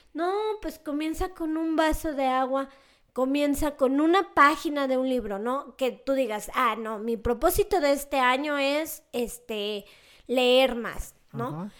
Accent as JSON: {"language": "Spanish", "town": "León", "region": "Guanajuato", "country": "Mexico", "tie": "born or raised there", "said": "León, Guanajuato, que es de donde soy originaria"}